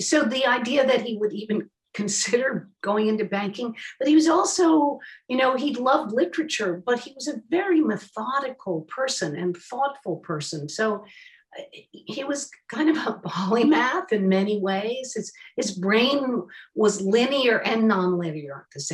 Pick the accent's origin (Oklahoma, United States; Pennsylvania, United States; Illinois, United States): Pennsylvania, United States; Philadelphia; as a Philadelphian